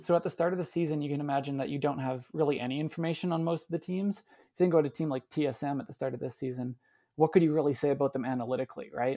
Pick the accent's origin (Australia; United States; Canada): Canada; as a Canadian